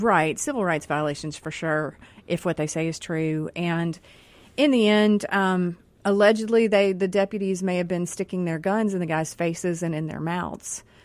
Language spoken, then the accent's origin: English; Rankin County, Mississippi, United States; we're all from Mississippi here. We're all from Rankin County here.